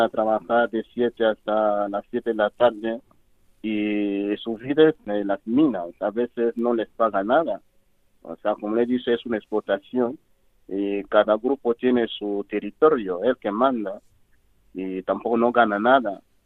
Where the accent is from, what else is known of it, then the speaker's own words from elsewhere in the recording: DR Congo; Spanish is a second language; moved away as an adult; also born or lived in Cameroon / Equatorial Guinea; soy de la República Democrática del Congo